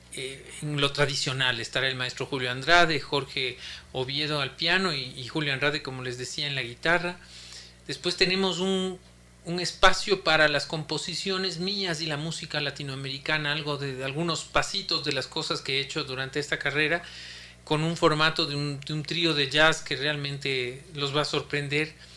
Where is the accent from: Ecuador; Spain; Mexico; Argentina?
Ecuador